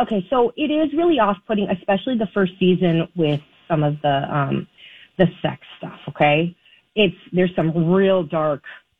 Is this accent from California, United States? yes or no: yes; California, United States; I'm from California